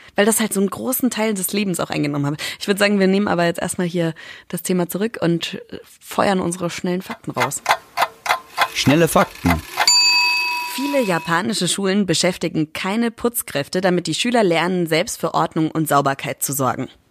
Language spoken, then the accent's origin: German; Schweinfurt, Bavaria, Germany; moved away; Ich komme ja aus Schweinfurt.